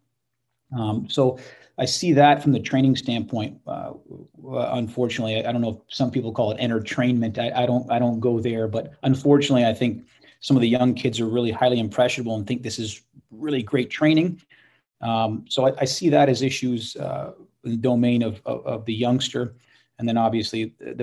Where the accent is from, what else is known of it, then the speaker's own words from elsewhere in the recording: Canada; a young athlete growing up in Canada